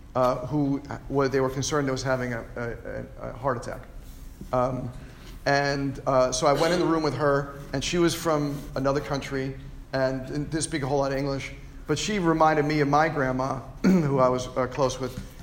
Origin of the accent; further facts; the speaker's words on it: Lynbrook, New York, United States; my hometown at Lynbrook